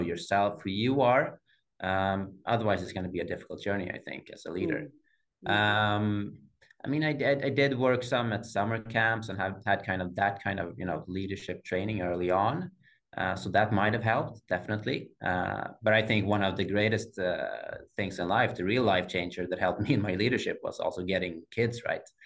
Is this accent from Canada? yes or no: no; Sweden; growing up uh, in the 80s uh, having black hair in sweden